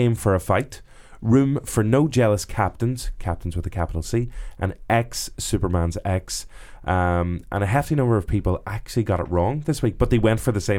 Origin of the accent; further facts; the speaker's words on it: Derry, Northern Ireland, United Kingdom; I'm from Derry